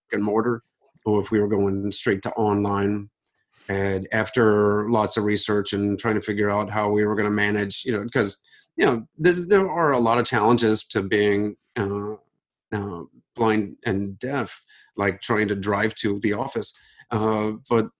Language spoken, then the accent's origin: English; Ohio, United States; Growing up in Ohio